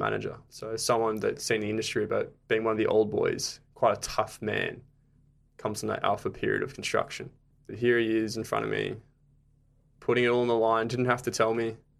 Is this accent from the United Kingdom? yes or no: no; Gold Coast, Queensland, Australia; moved away as an adult; now in Brisbane, Australia; I'm originally from the Gold Coast